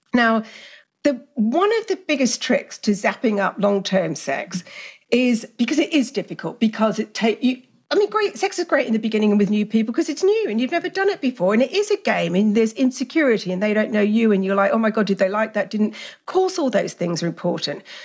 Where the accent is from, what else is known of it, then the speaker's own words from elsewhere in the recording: Australia; also born or lived in England; I grew up in Australia with very liberal parents, even though I'm English.